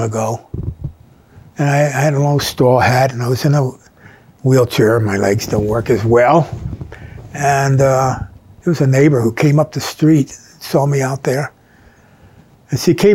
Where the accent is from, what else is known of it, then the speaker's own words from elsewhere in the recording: King of Prussia, Pennsylvania, United States; also born or lived in Bryn Mawr, Pennsylvania / Garrett Hill, Pennsylvania; growing up on Rebel Hill.